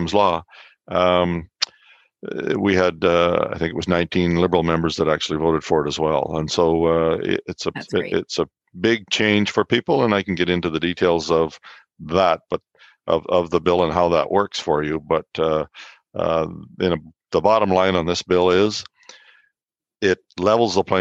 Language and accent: English; Souris or Elgin, Manitoba, Canada; I grew up in Souris or Elgin in that area.